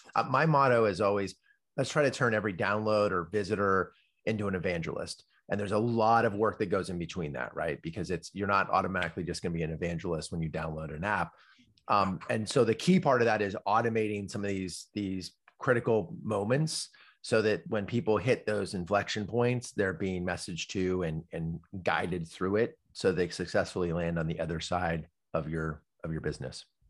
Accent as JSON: {"language": "English", "town": "Palo Alto", "region": "California", "country": "United States", "tie": "born or raised there", "said": "I grew up in Palo Alto, ki, and literally I grew up, like, three blocks from Steve Jobs"}